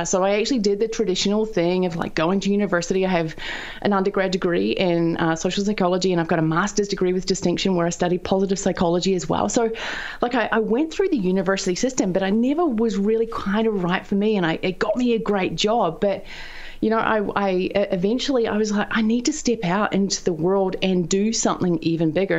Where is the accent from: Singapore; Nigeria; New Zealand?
New Zealand; the bottom of New Zealand, southern New Zealand; also born or lived in United States; I'm a farm girl from down at the bottom of New Zealand, which is very close to Antarctica